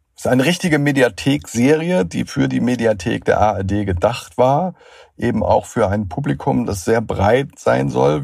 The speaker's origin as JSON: {"language": "German", "region": "Schleswig-Holstein", "country": "Germany", "said": "Ich komme aus Schleswig-Holstein"}